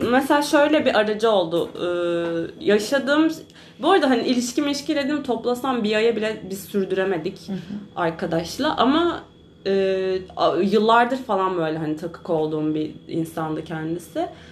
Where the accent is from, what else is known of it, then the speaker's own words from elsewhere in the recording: Marmaris, Muğla, Turkey; now in İzmir, Turkey; Marmaris'te de bu sefer doğup büyüdüğüm memleketimin